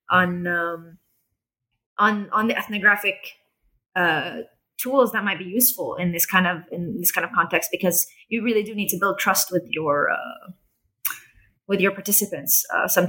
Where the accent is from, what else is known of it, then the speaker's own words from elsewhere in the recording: Jerusalem, Jerusalem District, Israel; they had this assumption that you know I'm I'm you know I'm from Jerusalem I'm I'm I'm part of their society